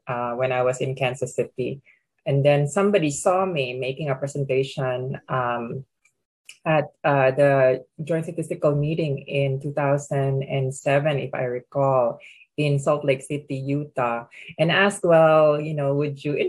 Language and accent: English; Philippines; moved away as an adult; also born or lived in Pittsburgh; I come from the Philippines originally